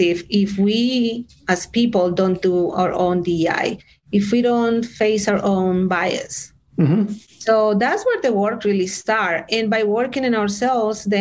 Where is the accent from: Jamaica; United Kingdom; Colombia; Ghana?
Colombia; Bogotá; English is a second language; also born or lived in Switzerland / France / Denver, Colorado, United States; now in United States; I am originally from Bogota, Colombia